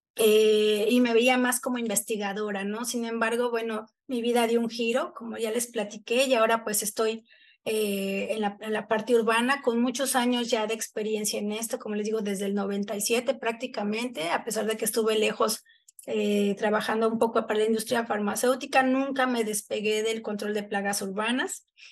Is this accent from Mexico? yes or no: yes; Texcoco, State of Mexico, Mexico; now in Cancún, Mexico; yo crecí en, en Texcoco